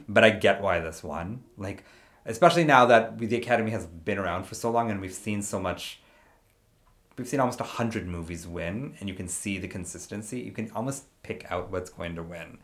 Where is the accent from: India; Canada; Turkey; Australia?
India; I'm not Sikh, but I'm Indian